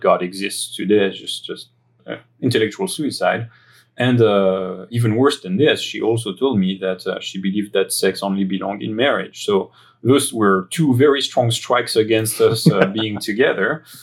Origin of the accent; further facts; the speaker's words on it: greater area of Paris, near Versailles, Île-de-France, France; accent: French; English is a second language; moved away; my upbringing uh, that uh, that happened in France, as my accent might betray. Uh, I was born in the uh, greater area of Paris. Um, in the suburbs, uh, close to Versailles.